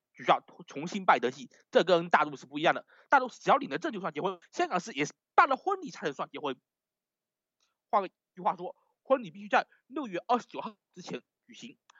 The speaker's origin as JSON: {"language": "Chinese", "town": "Fuzhou", "region": "Fujian", "country": "China", "tie": "born or raised there", "said": "我家乡福州机场那样"}